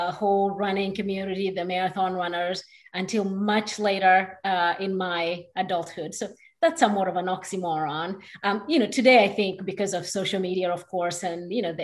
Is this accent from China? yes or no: no; Kenya; moved away as an adult; now in Houston, United States; I was actually born there and lived there till I was 17. So moved here to go to college